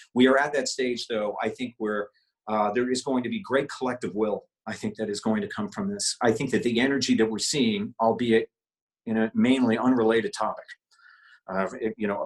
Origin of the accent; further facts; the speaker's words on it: St. John's, Newfoundland and Labrador, Canada; I moved from St. John's at the age of 12 or 13 and moved to Labrador